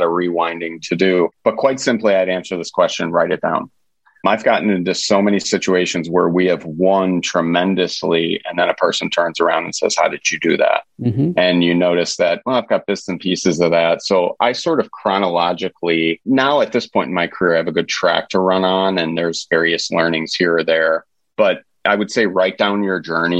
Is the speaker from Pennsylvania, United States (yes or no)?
no; New York, United States; moved away; I'm from New York originally, probably a generation ago